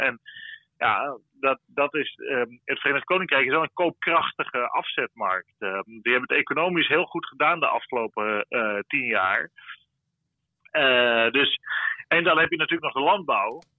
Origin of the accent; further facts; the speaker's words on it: Netherlands; wij als Nederlanders